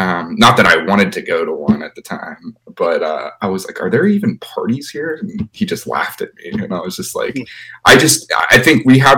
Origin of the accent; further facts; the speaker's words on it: Pittsburgh, Pennsylvania, United States; I'm from Pittsburgh